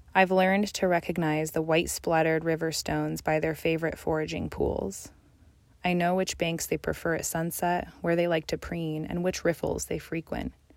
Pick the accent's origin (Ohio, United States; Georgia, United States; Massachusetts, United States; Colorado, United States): Colorado, United States; Colorado Mountains, United States; moved away; I was born in the Colorado Mountains